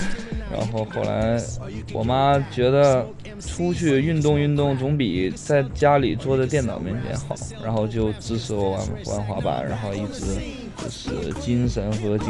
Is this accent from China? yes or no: yes; Shenyang, Liaoning, China; now in Shanghai, China; 来自辽宁沈阳。